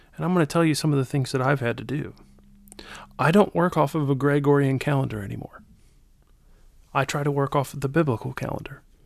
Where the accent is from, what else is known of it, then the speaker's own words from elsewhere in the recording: United States; from America